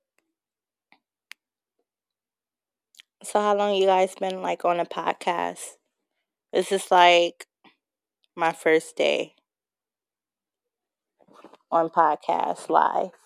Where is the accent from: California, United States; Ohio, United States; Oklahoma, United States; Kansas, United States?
California, United States; Bay Area; I am from California. I'm from the Bay Area